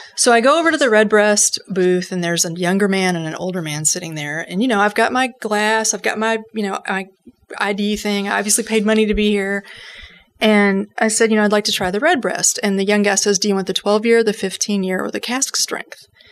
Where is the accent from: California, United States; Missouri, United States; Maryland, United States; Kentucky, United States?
Kentucky, United States; I put on the accent of my native people and I said, Well, if it makes a difference, I'm from Kentucky